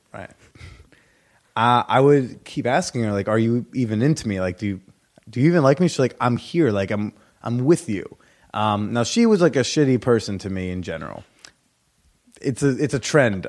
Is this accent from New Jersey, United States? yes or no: yes; New Jersey, United States; moved away as an adult; now in New York, United States; my hometown house in New Jersey